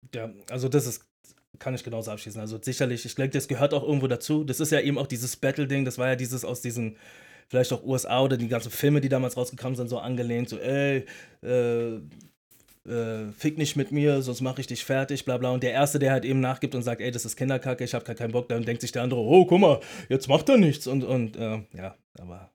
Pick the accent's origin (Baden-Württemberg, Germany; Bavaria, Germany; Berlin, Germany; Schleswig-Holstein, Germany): Berlin, Germany; ich bin ein Berliner, ich bin in einer Berliner Großstadt und nicht gerade in den, in, in den sanften Vierteln aufgewachsen